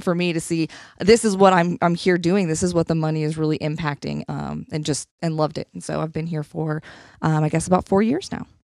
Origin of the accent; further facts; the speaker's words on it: Nebraska, United States; also born or lived in Alabama; now in Columbia, Missouri, United States; I grew up in Nebraska